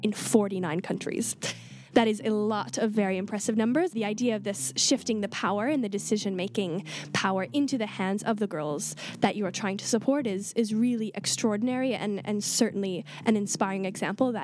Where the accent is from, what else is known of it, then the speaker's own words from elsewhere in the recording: Canada; I'm from Canada, so I'm really used to cold.